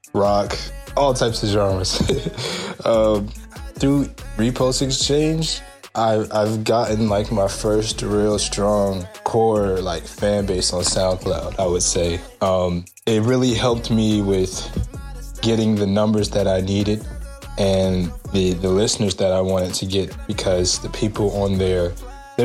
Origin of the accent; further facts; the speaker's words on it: Atlanta, Georgia, United States; I'm from Atlanta, Georgia